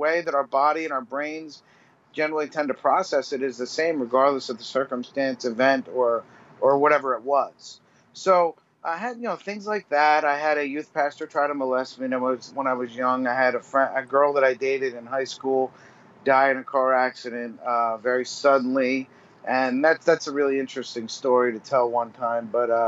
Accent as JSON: {"language": "English", "region": "New Jersey", "country": "United States", "tie": "born or raised there", "said": "I grew up in New Jersey. I was a paramedic in New Jersey for 15 years."}